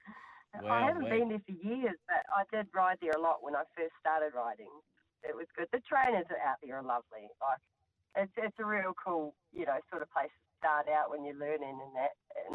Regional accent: New Zealand; now in Australia; No, I'm from New Zealand.

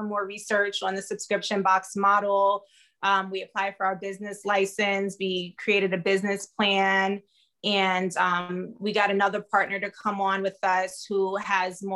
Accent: New York City, New York, United States; moved away as an adult; now in California, United States; I was born in Brooklyn, New York. I currently reside in California. I've been here for 6 years now

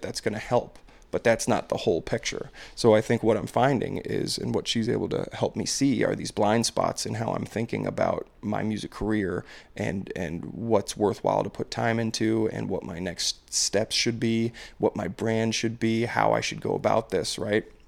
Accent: Maryland, United States; I'm from Maryland

